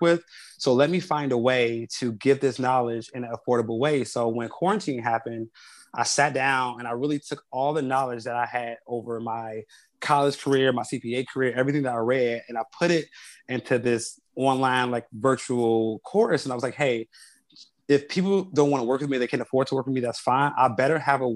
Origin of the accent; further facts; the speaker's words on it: Chicago, Illinois, United States; I grew up on the South Side of Chicago